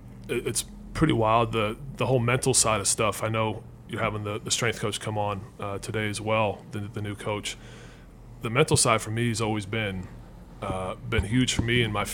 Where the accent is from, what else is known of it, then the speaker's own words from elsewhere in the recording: Alabama, United States; I'm from Alabama, just like these guys are from the South too.